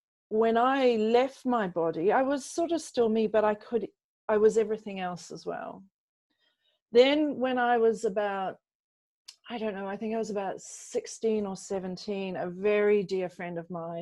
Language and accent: English; New Zealand; also born or lived in England; I grew up in England and I was 8 years old when we moved to New Zealand. So hence the kind of funny accent.